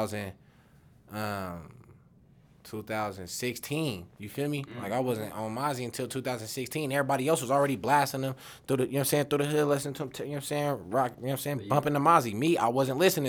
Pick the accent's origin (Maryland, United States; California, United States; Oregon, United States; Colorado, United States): Colorado, United States; Denver; I'm from Denver